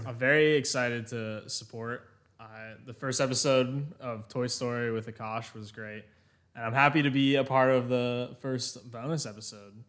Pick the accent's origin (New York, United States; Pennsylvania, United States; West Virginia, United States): Pennsylvania, United States; moved away as an adult; also born or lived in Massachusetts; now in South Carolina, United States; I am from Pennsylvania originally.